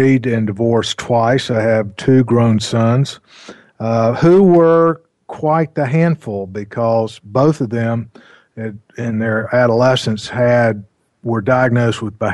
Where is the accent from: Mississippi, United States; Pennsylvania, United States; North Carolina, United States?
North Carolina, United States; I grew up in North Carolina